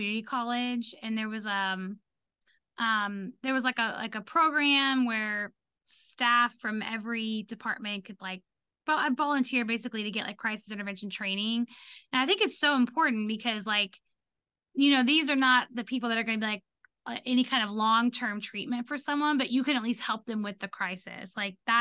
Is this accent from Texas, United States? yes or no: yes; Texas, United States; we grew up in Texas